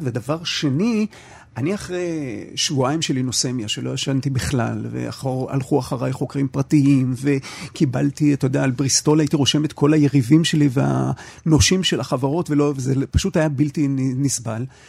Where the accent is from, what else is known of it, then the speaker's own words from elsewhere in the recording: Haifa, Haifa District, Israel; אני חיפאי במקור